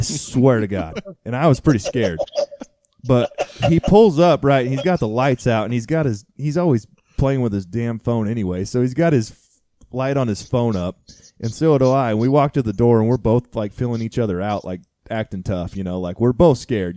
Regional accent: Kansas, United States; moved away; I was born in Kansas

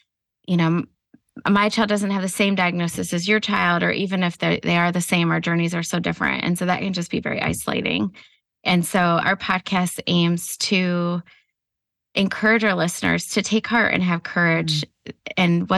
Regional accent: Ohio, United States; I've been married to my husband 22 years. We are from Ohio.

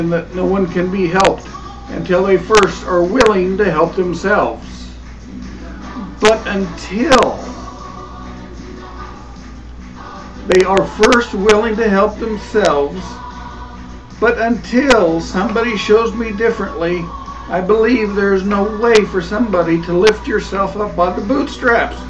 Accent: Kansas, United States; also born or lived in Wichita, Kansas / McPherson, Kansas; So far in my life, I have lived in my hometown, Wichita and McPherson. All towns of different sizes, and all in Kansas.

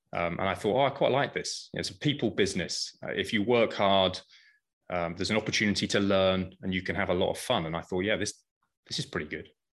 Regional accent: United Kingdom; moved away as an adult; also born or lived in Paris, France; now in United States; I started, as you can probably guess, in the U K.

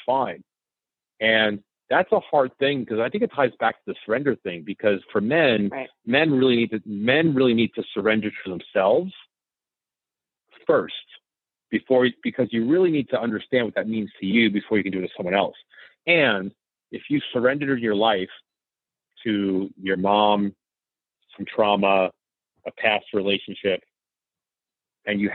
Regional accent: New York City, New York, United States

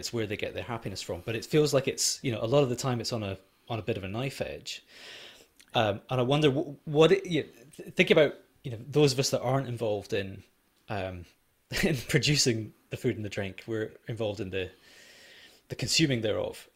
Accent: Edinburgh, Scotland, United Kingdom; moved away; I grew up in Edinburgh, not far away from Fountain Bridge

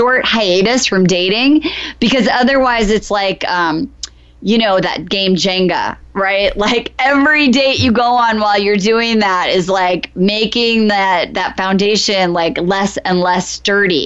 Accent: Iowa, United States; now in Los Angeles, United States; I'm from Iowa, I told you we moved

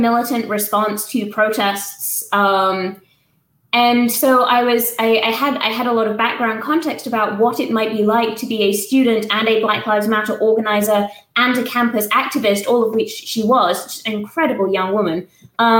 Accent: England, United Kingdom; moved away as an adult; now in Tuscaloosa, United States; I used to teach in the UK, I'm English

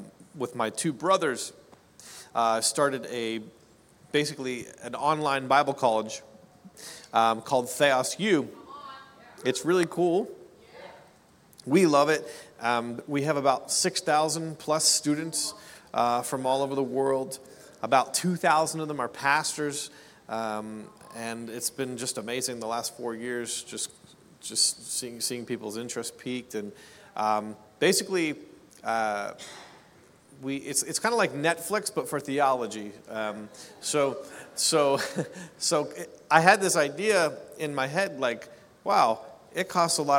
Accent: Canada; I'm a Canadian

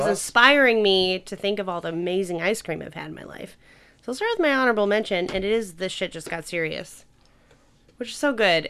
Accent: Chicago suburbs, Illinois, United States; I grew up mostly in the Chicago suburbs

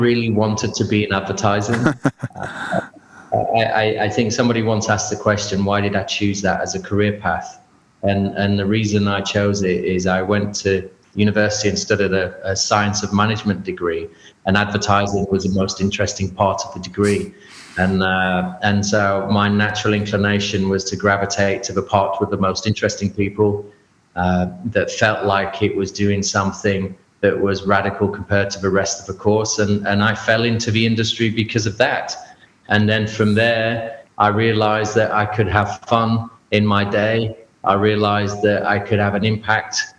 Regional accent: England, United Kingdom; like every young person growing up in England

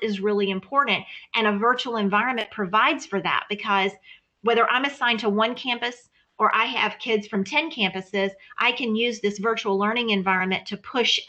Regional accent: Louisiana, United States; moved away; I come from Louisiana

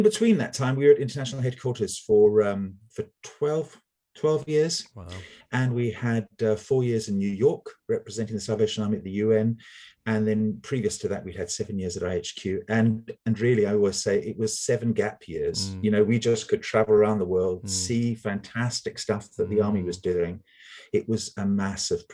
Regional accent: Zimbabwe; moved away as an adult; also born or lived in Cape Town, South Africa; now in United Kingdom; So I was born in Zimbabwe and lived there, did all my schooling there, and went to university in Cape Town

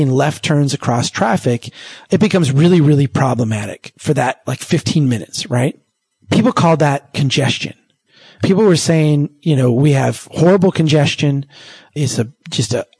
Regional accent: Brainerd, Minnesota, United States; Here in my hometown of Brainerd, Minnesota

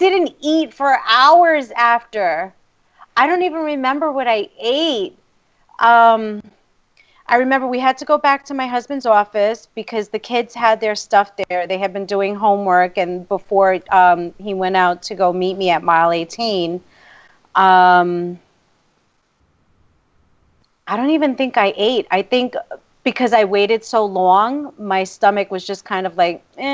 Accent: New York City, New York, United States; New York City is it's my hometown

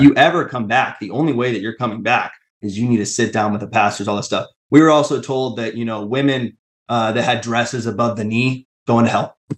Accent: Tacoma, Washington, United States; I grew up in the Tacoma church

